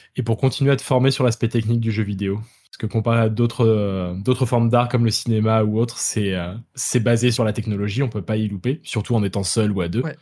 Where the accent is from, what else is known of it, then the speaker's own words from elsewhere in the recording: France; moved away as an adult; je suis français mais expatrié depuis 6 ans